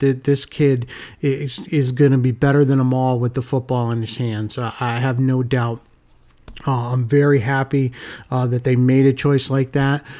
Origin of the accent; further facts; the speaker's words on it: Connecticut, United States; my hometown, uh, or my home state, Connecticut